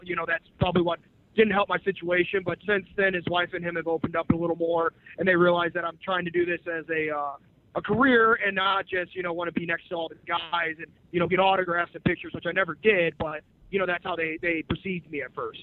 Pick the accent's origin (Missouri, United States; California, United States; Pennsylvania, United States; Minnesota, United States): Missouri, United States; St. Louis; I am from St. Louis. I live here